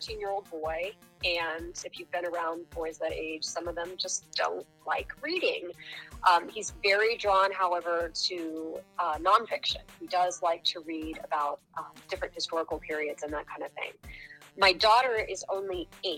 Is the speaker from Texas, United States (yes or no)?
yes; South Texas, United States; moved away as an adult; now in Pennsylvania, United States; I grew up in South Texas